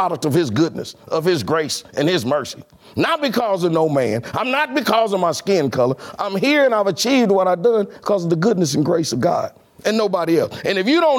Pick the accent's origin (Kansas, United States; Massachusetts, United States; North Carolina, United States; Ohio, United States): Kansas, United States; Kansas City; I was born in Argentine, Kansas